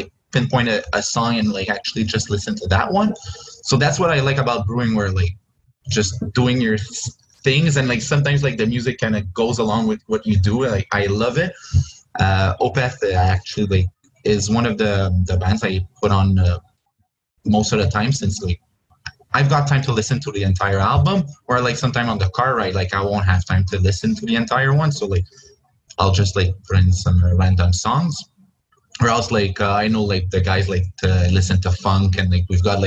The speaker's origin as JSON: {"language": "English", "town": "Joliette", "region": "Quebec", "country": "Canada", "said": "I'm from Joliette"}